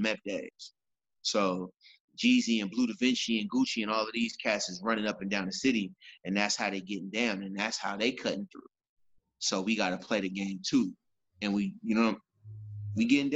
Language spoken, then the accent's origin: English; United States; also born or lived in Fort Valley, Georgia; where I'm from, because I'm from Fillmore